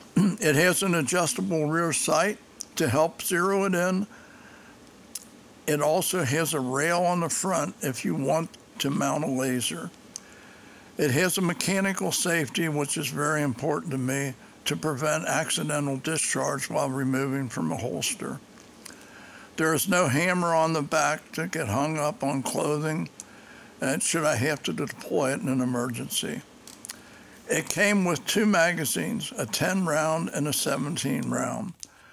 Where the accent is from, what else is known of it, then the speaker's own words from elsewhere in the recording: Cincinnati, Ohio, United States; I'm from Cincinnati, Ohio. And as a child growing up, I never had any experience with firearms.